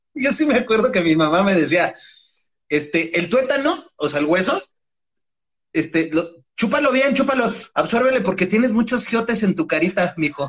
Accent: Mexico City, Mexico; also born or lived in Valle de Aragón; crecí mucho tiempo en Tasqueña, este, la del Valle

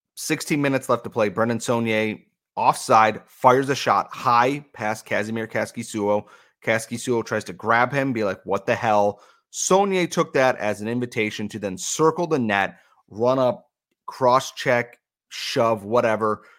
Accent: United States; as an American

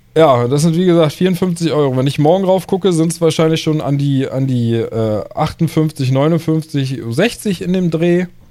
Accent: Germany; bei uns in Deutschland

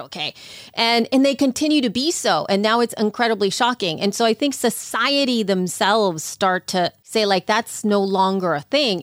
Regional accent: El Salvador; moved away; growing up in El Salvador

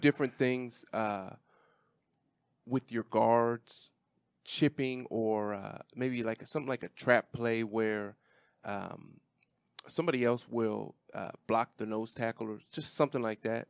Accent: Washington, United States; born or raised there; moved away

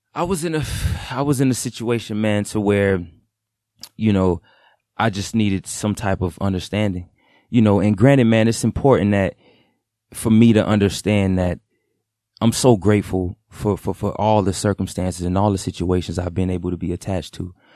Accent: Broward County, Florida, United States; I'm from Broward. I grew up in Broward County, Florida

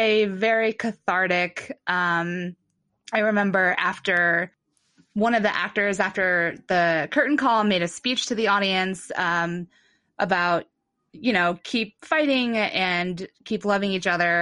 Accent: Mansfield, Ohio, United States; moved away; I'm from Mansfield, Ohio

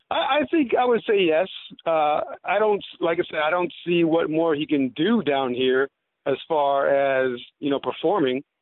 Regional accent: Boston, Massachusetts, United States; moved away; also born or lived in New Orleans / Mississippi; I'm from Boston

